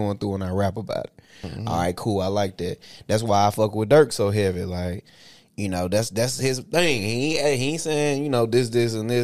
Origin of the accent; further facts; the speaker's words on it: Tennessee, United States; moved away as an adult; I'm from Tennessee